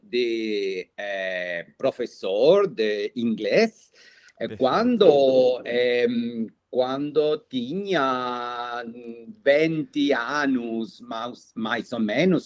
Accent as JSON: {"language": "Portuguese", "region": "Buenos Aires", "country": "Argentina", "tie": "born or raised there", "second_language": "Portuguese", "said": "eu nasci é, na cidade de Buenos Aires, na Argentina"}